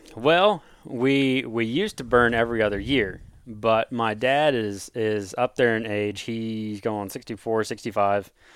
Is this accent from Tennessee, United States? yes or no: no; Osage City, Kansas, United States; I'm born and raised in Kansas, uh, from little, little farm town, Osage City